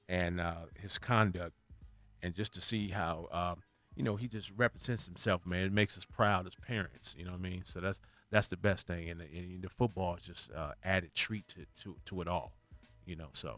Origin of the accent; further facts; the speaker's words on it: Canada; now in United States; because I played on Snoop's semi-pro team when I came from Canada.